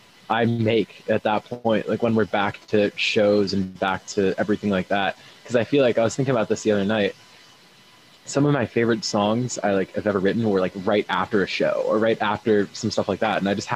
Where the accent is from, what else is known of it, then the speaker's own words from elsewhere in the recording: West Coast, United States; now in Boston, United States; And then I'm also like, I'm from the West Coast.